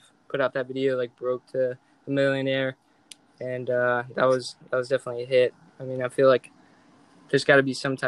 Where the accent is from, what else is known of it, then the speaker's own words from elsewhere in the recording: Katy, Texas, United States; also born or lived in College Station, Texas; I'm from Katy, Texas, 21 years old